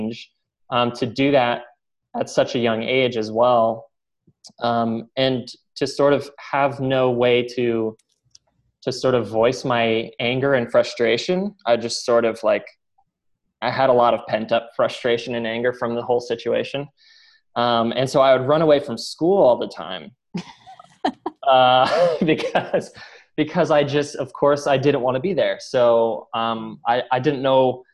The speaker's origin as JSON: {"language": "English", "town": "Columbus", "region": "Ohio", "country": "United States", "tie": "born or raised there", "also_born_or_lived": "Phoenix", "moved": "yes", "said": "I was born and raised in Columbus, Ohio, and had a great childhood"}